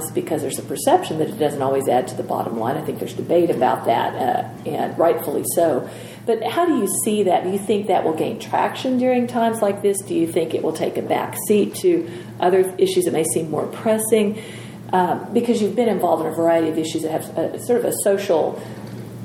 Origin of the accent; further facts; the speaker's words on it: Oklahoma, United States; I'm from Oklahoma